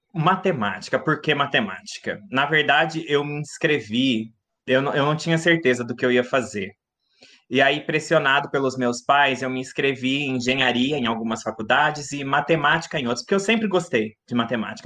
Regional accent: Mogi Guaçu, São Paulo, Brazil; also born or lived in Rio Claro; sou natural de Mogi Guaçu, uma cidade do interior pertinho de Rio Claro

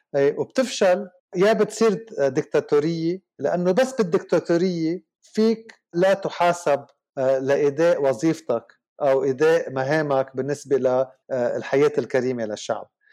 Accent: Lebanon; also born or lived in Switzerland / Canada; أنا لبناني بداية يعني نحن أنا لنبلش أنا لبناني

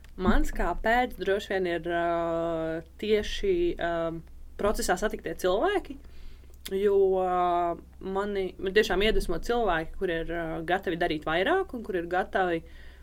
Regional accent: Rēzekne, Latgale, Latvia; es esmu no Rēzaknes un, uh, un Latvijas.

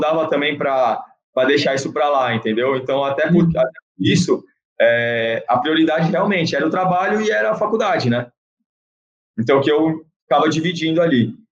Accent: Santos, São Paulo, Brazil; sou de Santos

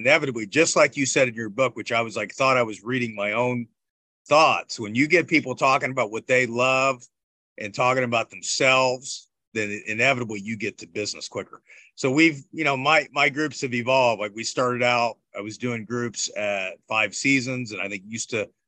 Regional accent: Bloomington, Indiana, United States; grew up in Bloomington, Indiana

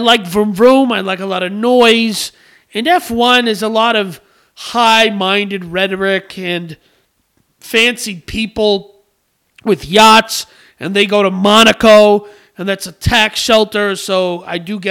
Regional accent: United States; I'm a red-blooded American

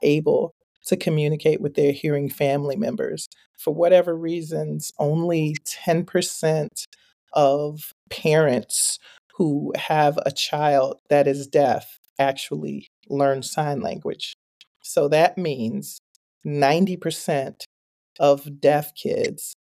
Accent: Chicago, Illinois, United States; now in Minnesota, United States; I grew up in Chicago

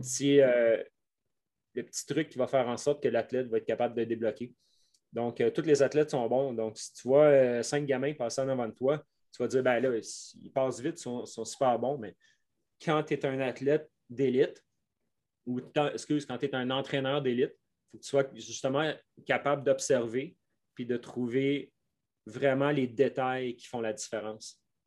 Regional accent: Quebec, Canada; accent: Québécois; mon accent québécois

